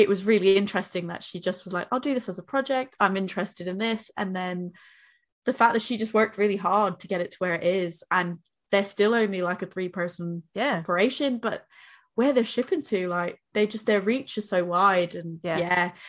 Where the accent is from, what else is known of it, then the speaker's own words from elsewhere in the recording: Boston, Massachusetts, United States; moved away as an adult; now in United Kingdom; I'm from Boston